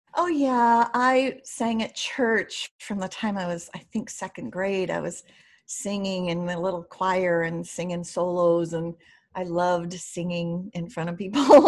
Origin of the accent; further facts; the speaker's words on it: Primghar, Iowa, United States; I grew up in a small, small town in Iowa. I'm an Iowa farm girl, and it's called Primgar